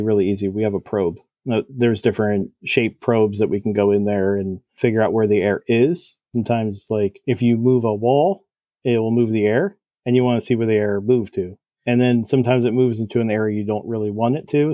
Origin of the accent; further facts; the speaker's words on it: New Jersey, United States; I'm from Jersey